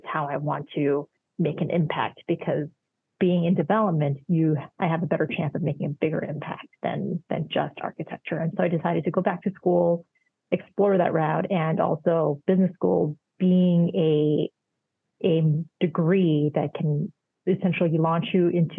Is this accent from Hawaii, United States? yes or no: yes; Hawaii, United States; moved away as an adult; also born or lived in Indiana / Washington, D.C. / New York; now in Chicago, United States; I was born and raised in Hawaii